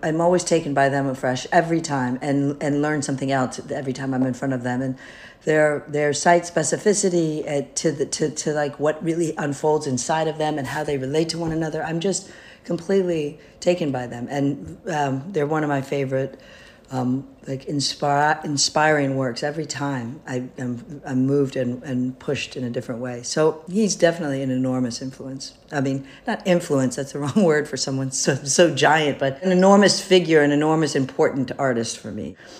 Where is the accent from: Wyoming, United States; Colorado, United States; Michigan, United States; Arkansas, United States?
Michigan, United States; now in New York, United States; I was raised in Michigan, which is where my father started to work, and my mother started to teach.